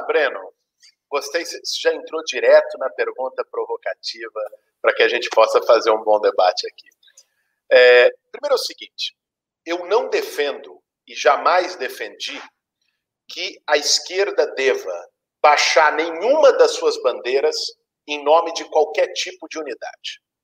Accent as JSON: {"language": "Portuguese", "region": "São Paulo", "country": "Brazil", "tie": "born or raised there", "said": "Nasci em 1982, aqui em São Paulo, que é onde vivi por esse tempo"}